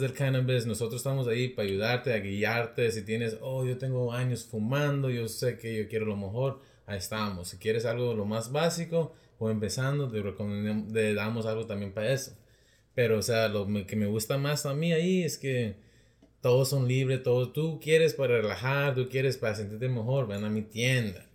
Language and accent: Spanish; Rialto, California, United States; de Rialto